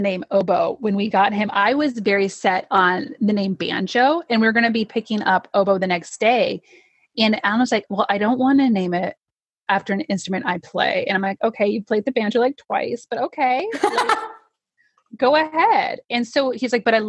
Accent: Aurora, Nebraska, United States; moved away; I grew up in Aurora, Nebraska

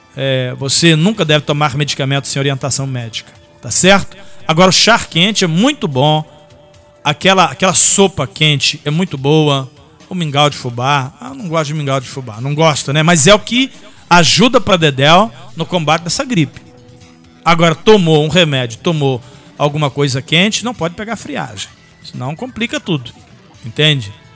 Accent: Cachoeiro de Itapemirim, Espírito Santo, Brazil; o time da minha terrinha, né, a minha cidade natal, Cachoeiro do Itapimirim

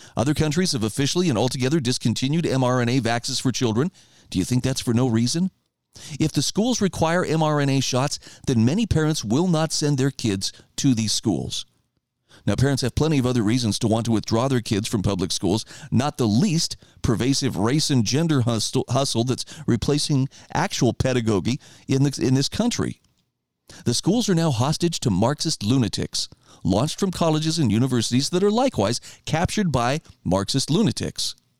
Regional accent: Idaho, United States; my home state of Idaho

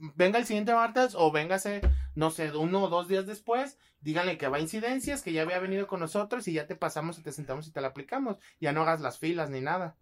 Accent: Guadalajara, Jalisco, Mexico; somos de Guadalajara

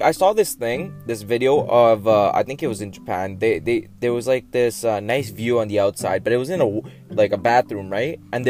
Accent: Canada; I'm Canadian.

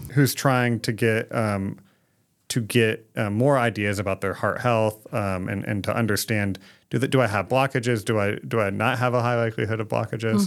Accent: Phoenix, Arizona, United States; moved away as an adult; also born or lived in West Virginia; born and raised in Phoenix, Arizona

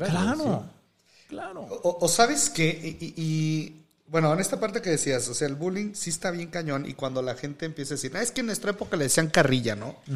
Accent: Mexico; Pero es que esto hasta pasa como mexicanos, amigo.

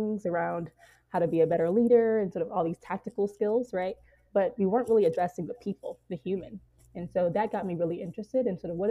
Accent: Midwest, United States; moved away as an adult; also born or lived in Chicago; now in Los Angeles, United States; I'm from the Midwest

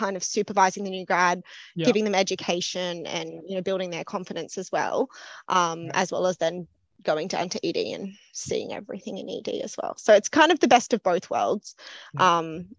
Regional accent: Lismore, New South Wales, Australia; moved away as an adult; also born or lived in Newcastle, Australia; now in Sydney, Australia; I grew up around Byron Bay, Lismore area.

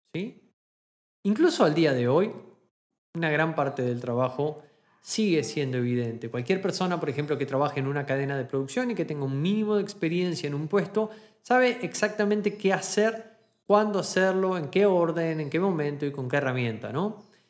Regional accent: Argentina; moved away as an adult; now in Germany; cuando me fui de Argentina a Alemania

